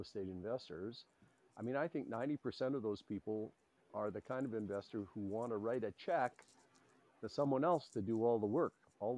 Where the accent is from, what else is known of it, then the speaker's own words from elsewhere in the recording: Edmonton, Alberta, Canada; Yes, I am. I'm one of those rare guys. My dad came to Edmonton when he was 5 years old from Thunder Bay.